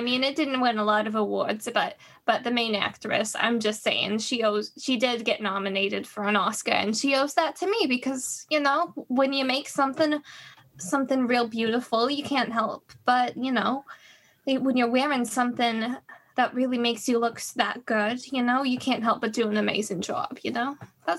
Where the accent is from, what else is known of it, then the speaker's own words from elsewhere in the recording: Rochester, New York, United States; I grew up in Rochester, but I lived in New York for a good while.